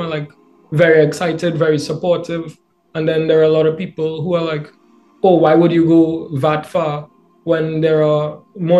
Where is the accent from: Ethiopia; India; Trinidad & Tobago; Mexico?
Trinidad & Tobago; moved away as an adult; now in Canada; I'm from Trinidad and Tobago. I left my island to start my undergrad degree at Western University.